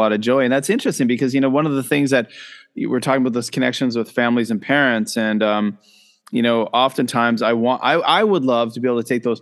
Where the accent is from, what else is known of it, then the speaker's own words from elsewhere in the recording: Nova Scotia, Canada; moved away; I grew up in Nova Scotia in a little fishing village